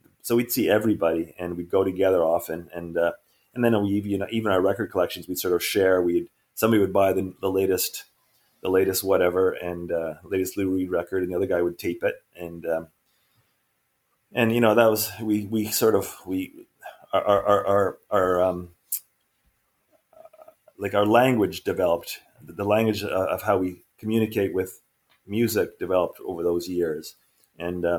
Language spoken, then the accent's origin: English; Montreal, Quebec, Canada; we grew up together in Montreal in early 70s